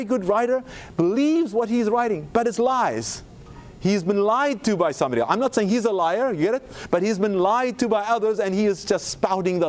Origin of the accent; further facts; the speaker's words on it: South Africa; moved away; South Africa, my home country.